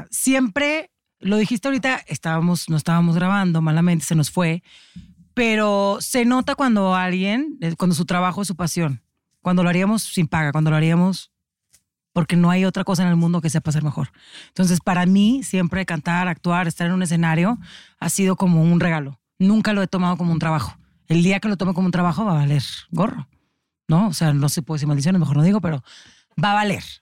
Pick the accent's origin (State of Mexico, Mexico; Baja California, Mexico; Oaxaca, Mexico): Baja California, Mexico; Tijuana; yo soy de Tijuana